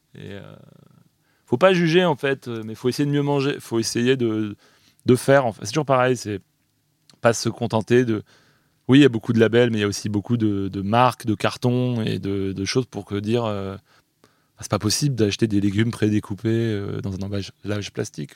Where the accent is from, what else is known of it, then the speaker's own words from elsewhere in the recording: France; chez nous, en France